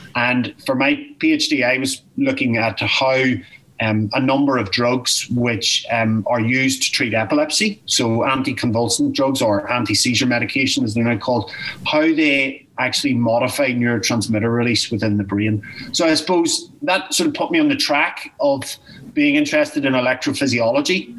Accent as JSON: {"language": "English", "town": "Newry", "region": "Northern Ireland", "country": "United Kingdom", "tie": "born or raised there", "said": "I grew up in Newry. Uh, I was born in Newry and um, and educated in Newry"}